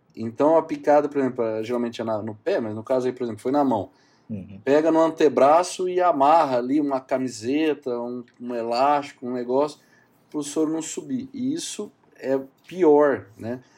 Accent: São José do Rio Preto, São Paulo, Brazil; Eu sou daqui de São José do Rio Preto, no interior de São Paulo, e fiz faculdade aqui, fiz toda a minha formação aqui

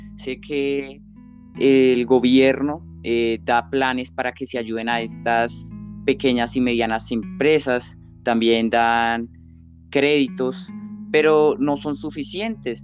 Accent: Colombia; como colombianos

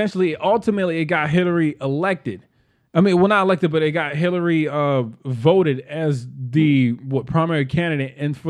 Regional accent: Baltimore, Maryland, United States; Growing growing up in Baltimore City, you didn't grow up here, but I grew up here.

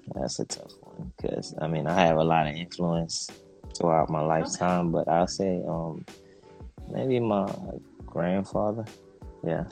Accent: Jamaica; now in United States; I'm originally from Jamaica

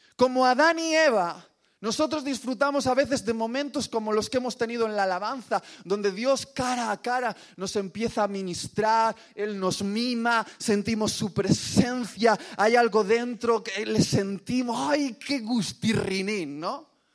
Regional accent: Basque Country, Spain; orgulloso como buen vasco

